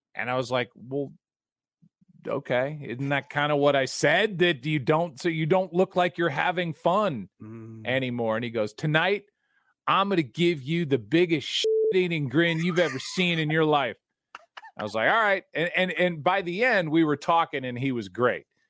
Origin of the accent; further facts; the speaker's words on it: St. Louis, Missouri, United States; I'm from St. Louis